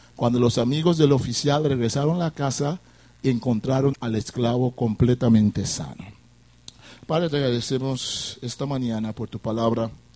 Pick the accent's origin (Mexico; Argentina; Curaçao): Curaçao; vengo de la isla de Curazao, una isla caribense como ustedes